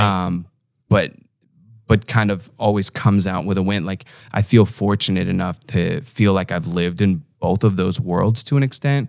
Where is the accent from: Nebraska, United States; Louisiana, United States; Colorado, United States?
Nebraska, United States; Omaha; I'm from Omaha